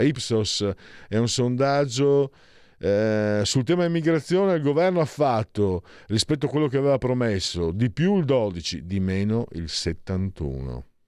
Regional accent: Friuli-Venezia Giulia, Italy; now in Milan, Italy; vengo dal Friuli, dal Ve- sono Friul Veneto

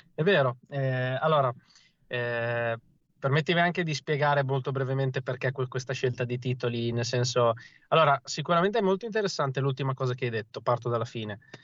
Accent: province of Ravenna, Emilia-Romagna, Italy; now in Bologna, Italy; io sono originario di, della provincia di Ravenna, ma attualmente abito a Bologna

